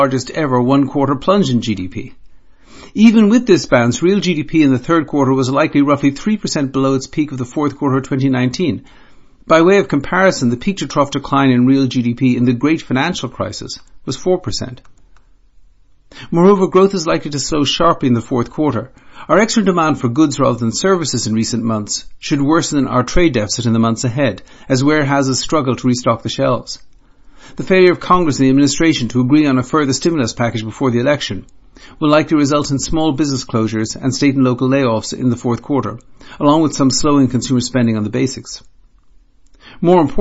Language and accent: English; Ireland; Being an Irishman